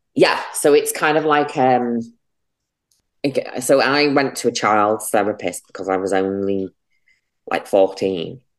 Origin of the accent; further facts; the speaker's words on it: Runcorn, North West England, United Kingdom; moved away as an adult; also born or lived in London; now in Manchester, United Kingdom; I grew up in Runcorn and Frodsham.